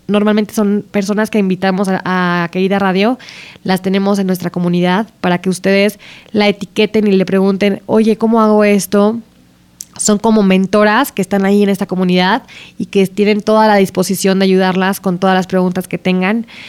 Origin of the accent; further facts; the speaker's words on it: Aguascalientes, Mexico; moved away; las dos crecimos en Aguascalientes